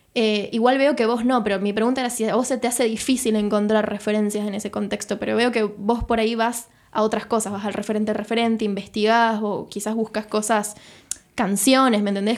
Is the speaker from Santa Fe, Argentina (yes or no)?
yes; Rosario, Santa Fe, Argentina; soy de Rosario y quiero, quiero trabajar con cosas de Rosario